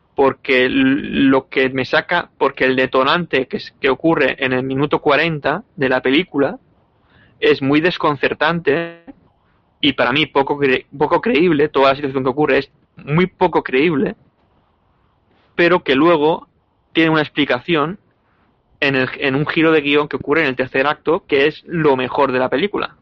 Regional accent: Alicante, Valencian Community, Spain; como alicantino que soy.

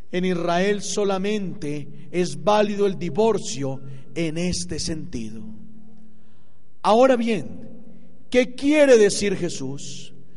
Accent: Colombia; moved away; mi país

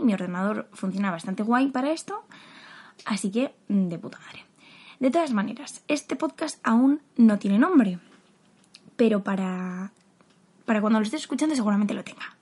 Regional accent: Madrid, Community of Madrid, Spain; soy de Madrid

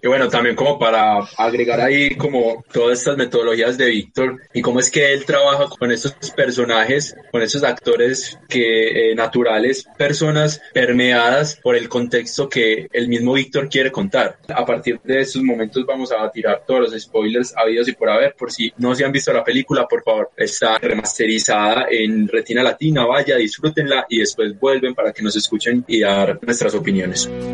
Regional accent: Medellín, Antioquia, Colombia; nosotros como, como paisas, como habitantes de la ciudad de Medellín

